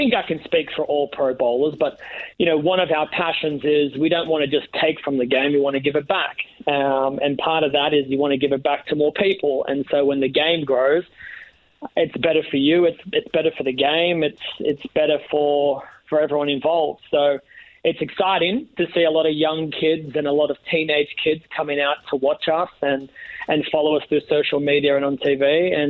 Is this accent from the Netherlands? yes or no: no; Australia; Yeah, pretty much. I was born into bowling.